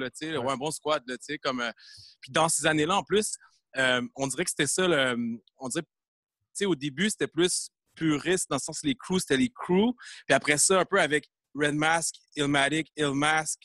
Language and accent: French; Granby, Quebec, Canada; moved away as an adult; now in Montreal, Canada; je viens de Gramby. Je suis né à Gramby.